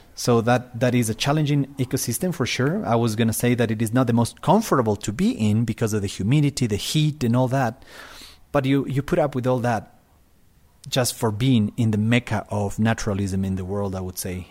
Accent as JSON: {"language": "English", "town": "Quito", "region": "Pichincha", "country": "Ecuador", "said": "I am from Quito, Ecuador. I live at three thousand meters, is my house"}